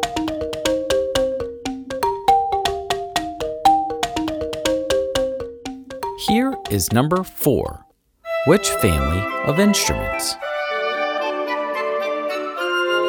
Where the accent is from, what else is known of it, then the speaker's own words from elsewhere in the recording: Pittsburgh, Pennsylvania, United States; I'm from Pittsburgh